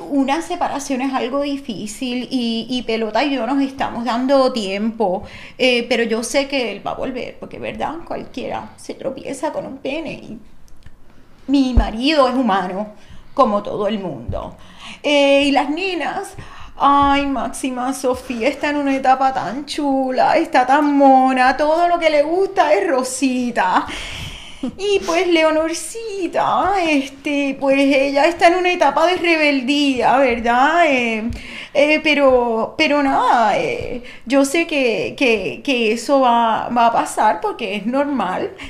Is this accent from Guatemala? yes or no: no; Guaynabo, Puerto Rico; Yo soy de Guaynabo City, que es el centro del mundo.